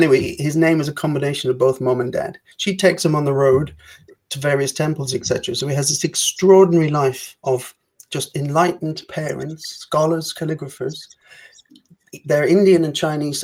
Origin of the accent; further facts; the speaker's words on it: Ireland; I have to prepare as an Irish person